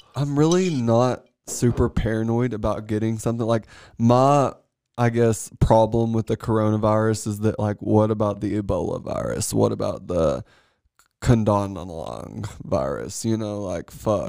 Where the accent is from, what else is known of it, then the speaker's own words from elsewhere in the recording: Paris, Tennessee, United States; moved away; born and raised in Paris, Tennessee